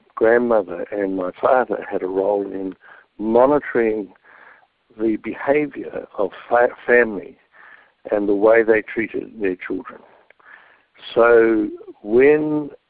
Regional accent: New Zealand; being brought up as a Maori boy in a village

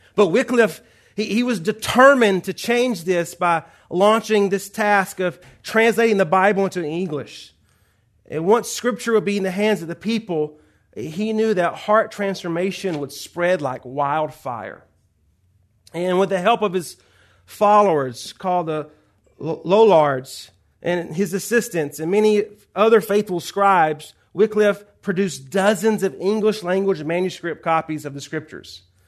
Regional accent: Georgia, United States; moved away as an adult; now in Los Angeles, United States; you may hear the accent. I'm not from Los Angeles. Uh, born and raised in Georgia.

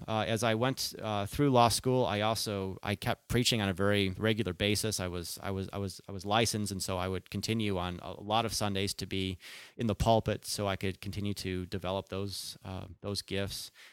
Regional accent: Chicago, Illinois, United States; moved away as an adult; also born or lived in California; I was born and raised in the Chicago area

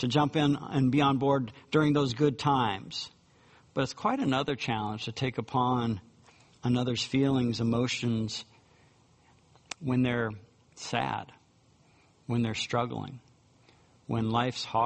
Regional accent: United States; us being Americans

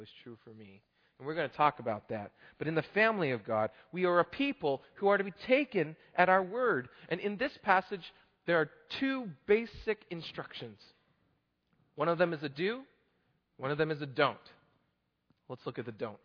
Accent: Oklahoma, United States; I'm from Oklahoma

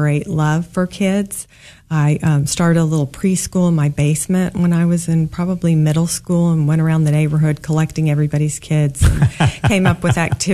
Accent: Kansas, United States; also born or lived in St. Louis, Missouri; I was born in St. Louis, middle of three kids, and grew up mostly in Kansas

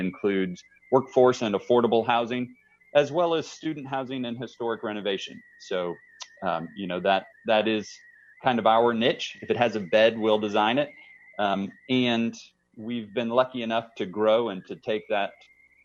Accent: Kansas City, Missouri, United States; also born or lived in Wichita, Kansas / Laramie, Wyoming; I was born in Wichita, Kansas, moved to Kansas City, as a six-year-old or something like that. So grew up here in Kansas City

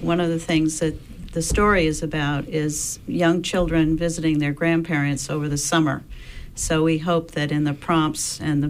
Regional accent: Northeast Harbor, Maine, United States; I'm not that old. But as a child growing up in Northeast Harbor, one of the really important experiences was the storytelling program out of the high school that was then in that village.

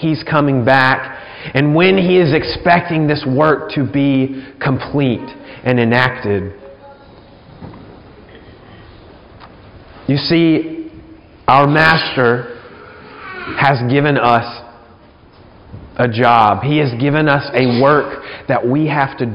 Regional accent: about an hour from Gulf Shores, Alabama, United States; moved away; I spent a good amount of time growing up in the Gulf Shores area. We only lived about an hour away

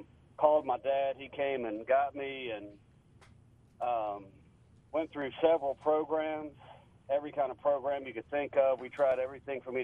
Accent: Central Virginia, United States; now in Mississippi, United States; I grew up in Central Virginia

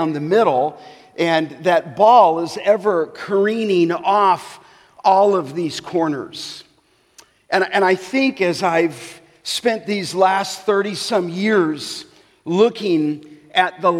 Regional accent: Los Angeles, California, United States; when I was growing up in the San Fernando Valley in Canoga Park

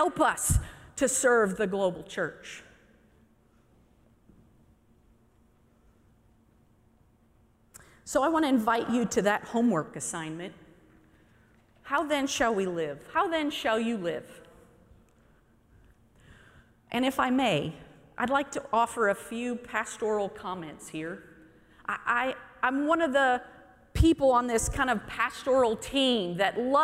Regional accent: Midwest, United States; I'm from the Midwest.

